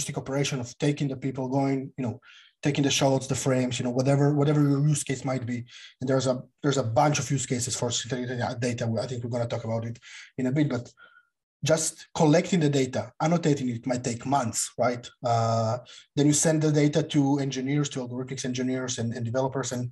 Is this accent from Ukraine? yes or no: yes; Ukraine; I'm from Ukraine